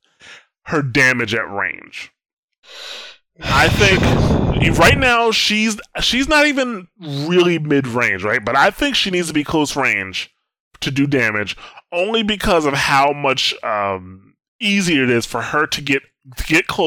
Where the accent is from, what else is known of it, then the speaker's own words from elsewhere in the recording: United States; I'm an American